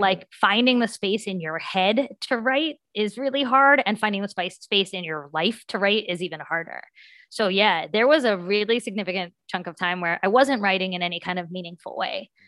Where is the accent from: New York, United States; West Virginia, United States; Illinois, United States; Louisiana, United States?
West Virginia, United States; I'm from West Virginia